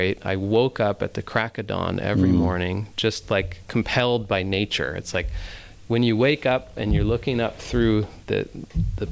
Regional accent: Ojai, California, United States; also born or lived in Huntington Beach, California; I grew up in Ojai, and it's a very, like, sort of New Age spiritual bubble

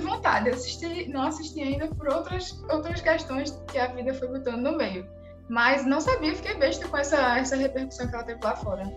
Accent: Recife, Pernambuco, Brazil; accent: Recife; sou daqui de Recife

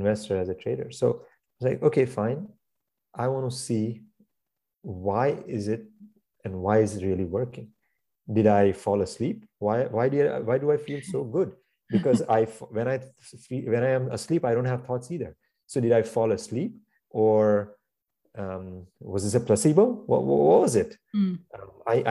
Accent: India; now in New York, United States; I grew up in India

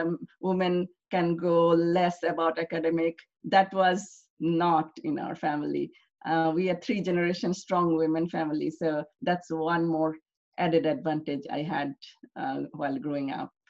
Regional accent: Bangladesh; English is a second language; I was I grew up in a middle clas

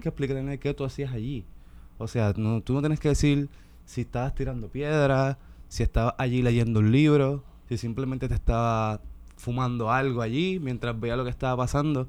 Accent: Ponce, Puerto Rico; me crié ahí, en, en Lirios del Sur. Y pues nada, es un, la playa de Ponce

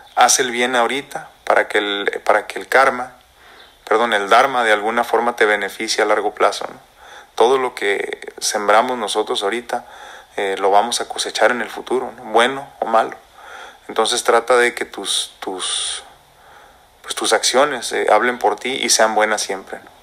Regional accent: Mexico; nosotros como mexicanos, como hispanos, como latinos

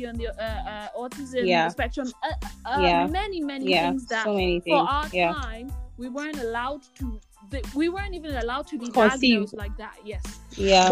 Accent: Nigeria; I'm Nigerian.

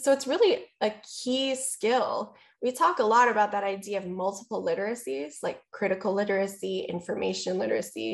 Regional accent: Hawaii, United States; as a Hawaiian person, but as a librarian as well

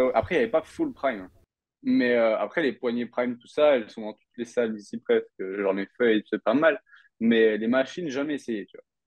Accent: France; now in Canada; on rentre en France pendant une petite période

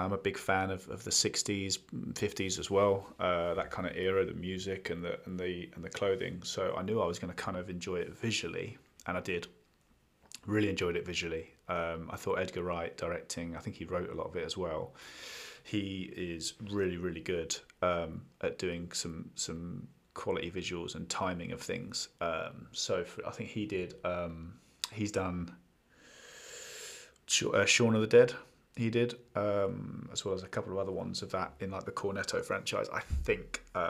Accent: London, United Kingdom; I also think there's an element that I don't know if being British and, you know, London and seeing all those iconic parts

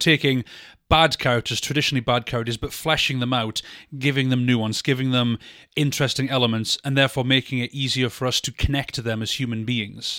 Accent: United Kingdom; us being British

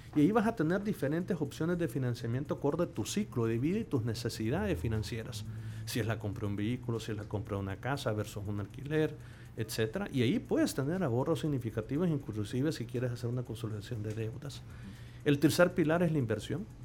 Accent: El Salvador; como salvadoreños

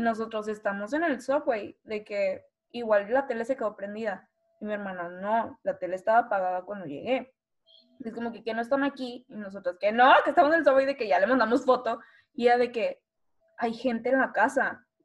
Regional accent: Reynosa, Tamaulipas, Mexico; soy de Reynosa

